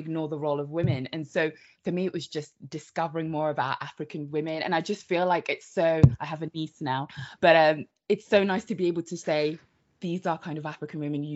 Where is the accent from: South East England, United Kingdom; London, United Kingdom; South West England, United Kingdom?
South West England, United Kingdom; Devon; also born or lived in Democratic Republic of Congo; I was born in the Democratic Republic of Congo. I moved to the UK, Devon, when I was seven.